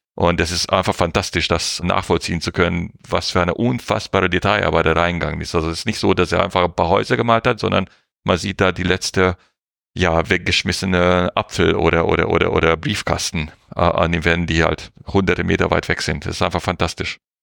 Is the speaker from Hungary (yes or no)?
yes; Hungary; Ungarn, wo ich herkomme